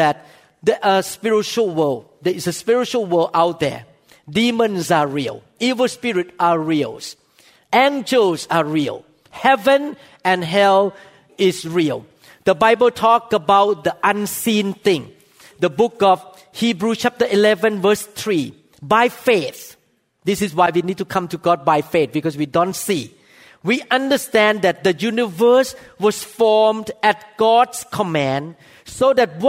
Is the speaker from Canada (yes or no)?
no; Thailand; moved away; I came from Thailand. I saw all kinds of spiritual things in Thailand